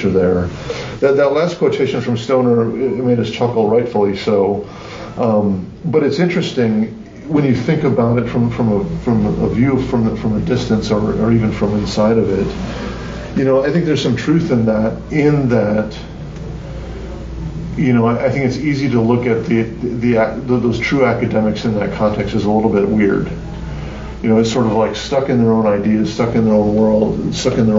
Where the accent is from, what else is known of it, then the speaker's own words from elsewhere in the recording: Wisconsin, United States; I'm from Wisconsin